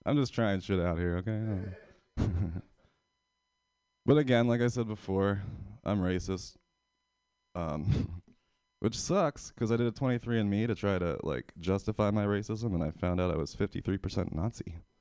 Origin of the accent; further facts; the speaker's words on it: Pennsylvania, United States; moved away as an adult; now in San Francisco, United States; I'm from Pennsylvania.